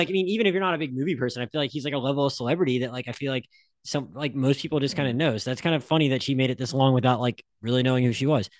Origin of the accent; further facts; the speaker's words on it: Philadelphia, Pennsylvania, United States; I really wanted to like it because I'm from Philadelphia.